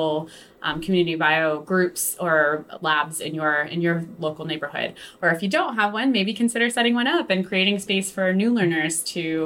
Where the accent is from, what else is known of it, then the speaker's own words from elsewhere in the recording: West Virginia, United States; also born or lived in Brooklyn, New York; now in New York City, United States; I'm from West Virginia originally, so I grew up in a pretty small community